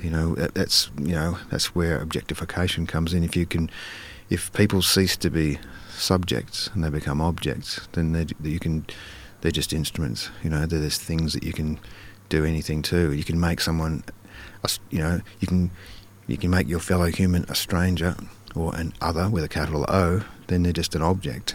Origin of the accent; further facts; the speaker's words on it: Karrinyup, Western Australia, Australia; growing up in Carrarmuck when it was, you know, it was pretty, pretty modest wor-, uh, working class state housing suburb